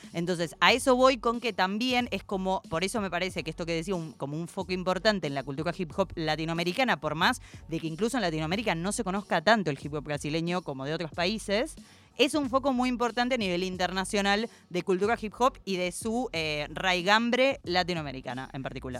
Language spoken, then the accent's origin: Spanish; Argentina; soy argentinísima